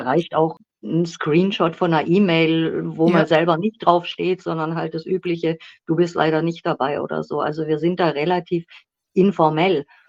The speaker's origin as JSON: {"language": "German", "town": "Schwäbisch Gmünd", "region": "Baden-Württemberg", "country": "Germany", "tie": "born or raised there", "accent": "South German", "moved": "yes", "lives_now": "Berlin, Germany", "said": "ich bin in Schwäbisch Gmünd geboren worden, aber ich lebe schon seit gefühlten 100 Jahren in Berlin"}